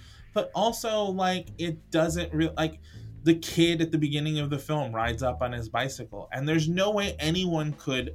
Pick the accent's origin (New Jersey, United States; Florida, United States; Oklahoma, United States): Florida, United States; now in Boston, United States; I am from Florida